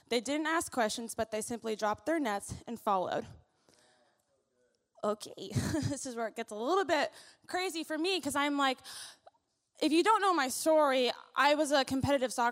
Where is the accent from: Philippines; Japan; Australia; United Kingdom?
Philippines; Also, I'm really loud. I'm Filipino, so you might want to turn the, the mic down a little bit.